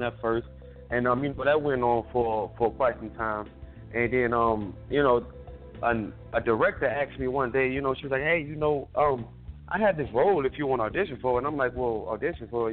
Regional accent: Miami, Florida, United States; also born or lived in California; now in Atlanta, United States; I'm coming from born and raised originally in Miami, Florida. From Florida, I moved to California.

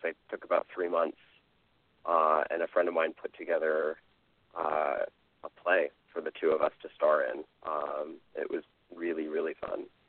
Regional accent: Bay Area near San Francisco, California, United States; I grew up in the Bay Area near San Francisco

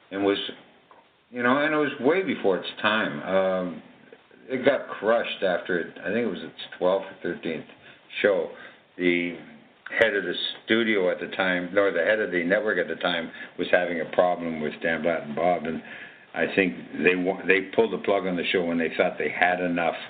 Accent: Canada; moved away as an adult; I was from Canada

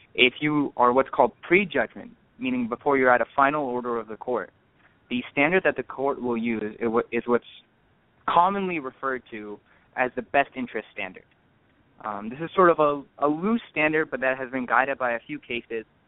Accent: Orange County, California, United States; I'm born and raised in Orange County uh, from parents of Indian heritage

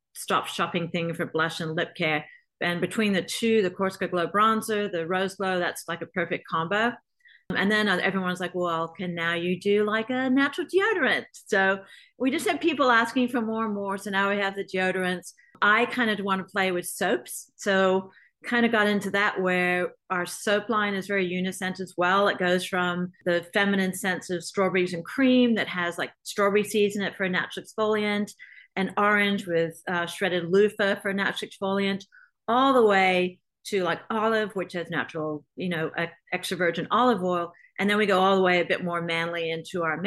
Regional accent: Australia; moved away; growing up in Australia without any kind of skincare regimen at all over there

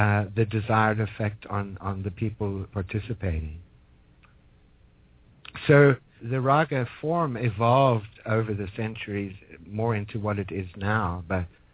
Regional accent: Johannesburg, Gauteng, South Africa; moved away; also born or lived in Petersburg, South Africa; I am from Johannesburg, but my uncle had a farm way in the north

